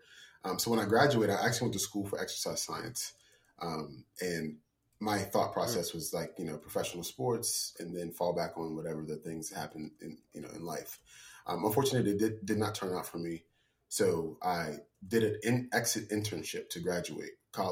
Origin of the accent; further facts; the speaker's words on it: Morgantown, West Virginia, United States; moved away as an adult; also born or lived in Shepherdstown, West Virginia; West Virginia, I'm from Morgantown, grew up there